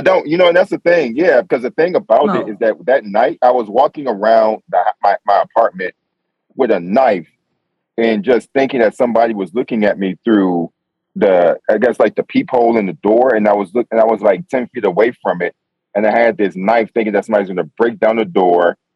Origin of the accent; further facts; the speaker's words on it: New York, United States; I'm from New York